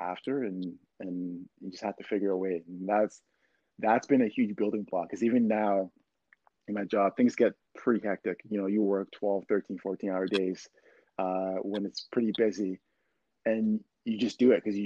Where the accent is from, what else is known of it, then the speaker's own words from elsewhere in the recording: Ottawa, Ontario, Canada; also born or lived in Ghana; I grew up in the North Gloucester area